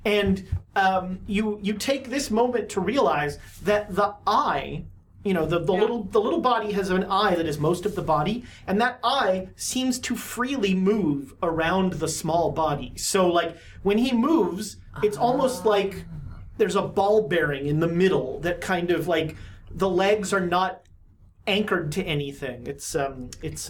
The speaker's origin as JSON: {"language": "English", "region": "Texas", "country": "United States", "tie": "born or raised there", "said": "I grew up in Texas"}